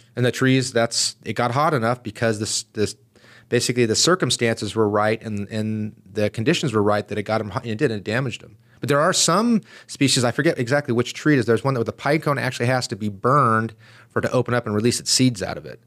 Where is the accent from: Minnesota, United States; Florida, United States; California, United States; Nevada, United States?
California, United States; San Diego; I grew up in East County of San Diego. So okay. I'm an East County guy.